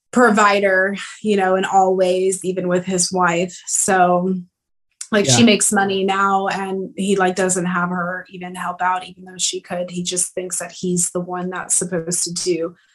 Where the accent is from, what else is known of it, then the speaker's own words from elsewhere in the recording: the South, United States; I grew up in the South traditionally